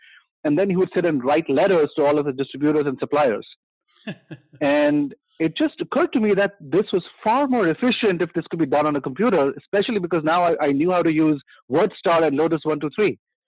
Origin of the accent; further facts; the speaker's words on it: Mumbai, Maharashtra, India; I come originally from India. {S2} Fantastic. {S0} And I grew up in Bombay.